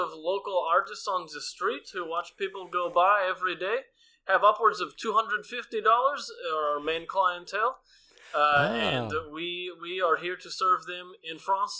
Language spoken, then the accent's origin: English; Perry, United States; And I'm from Perry, which is spelled not like it sounds.